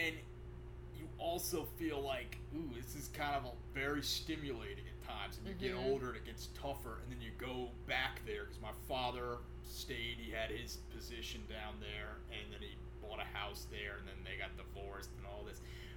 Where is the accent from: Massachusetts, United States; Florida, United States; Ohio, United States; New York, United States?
Florida, United States; Miami; I was born in Miami